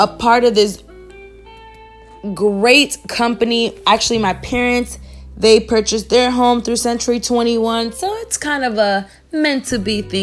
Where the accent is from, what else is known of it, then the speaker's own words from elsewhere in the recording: Alaska, United States; now in Miami, United States; I grew up in Alaska